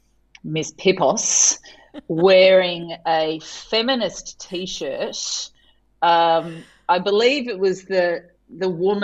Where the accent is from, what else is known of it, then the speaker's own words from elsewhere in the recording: Tasmania, Australia; moved away as an adult; also born or lived in Adelaide; I grew up in Tasmania, so I was kind of a curiosity according to the Adelaide students when I arrived.